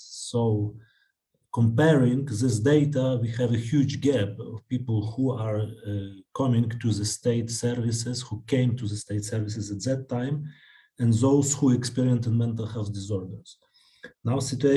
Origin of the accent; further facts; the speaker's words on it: Lviv, Lviv Oblast, Ukraine; I'm a psychiatrist from Lviv.